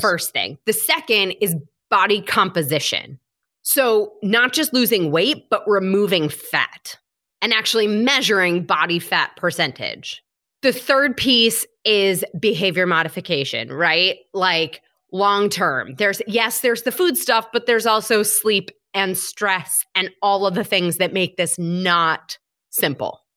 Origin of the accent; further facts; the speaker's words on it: Michigan, United States; moved away as an adult; now in New York City, United States; I grew up in Michigan. I have lived in New York City for the last seventeen-ish years.